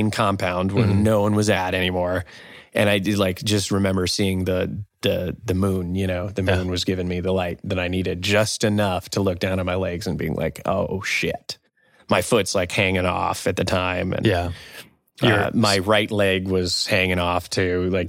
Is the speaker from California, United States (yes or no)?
yes; California, United States; we're from California